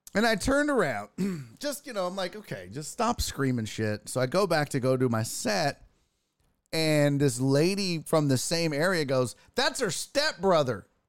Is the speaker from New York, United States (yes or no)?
no; Houston, Texas, United States; I'm from Houston